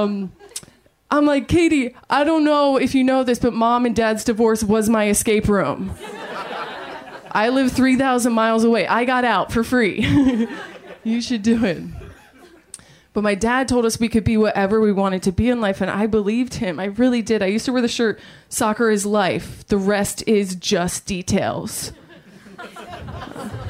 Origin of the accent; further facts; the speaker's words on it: Maryland, United States; moved away; I'm from Maryland